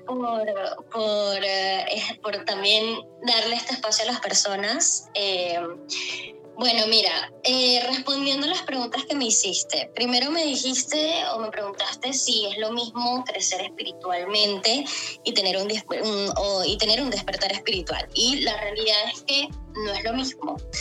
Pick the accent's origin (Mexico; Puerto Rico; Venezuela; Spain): Venezuela; Maracaibo, Zulia; moved away as an adult; now in Chile; soy venezolana, ¿no? Soy de Maracaibo